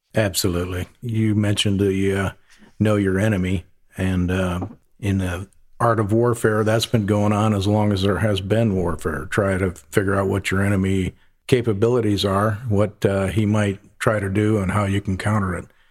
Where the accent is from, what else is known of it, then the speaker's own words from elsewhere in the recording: upper Midwest, United States; moved away as an adult; also born or lived in Central Florida; now in North Charleston, United States; I'm from the upper Midwest, uh, big farm family. Left there about as quickly as I could, joined the Air Force